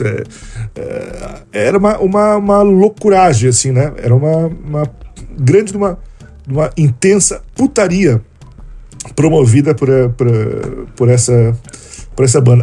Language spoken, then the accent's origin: Portuguese; Rio Grande do Sul, Brazil; Osmar Terra que é um, um conterrâneo meu, né, da, da terra onde eu nasci